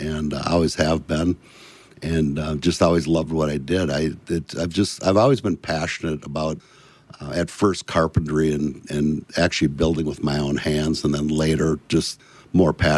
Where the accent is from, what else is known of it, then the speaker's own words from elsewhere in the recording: Bloomington, Minnesota, United States; also born or lived in Richfield, Minnesota; born in Richfield, Minnesota, and raised in Bloomington, Minnesota.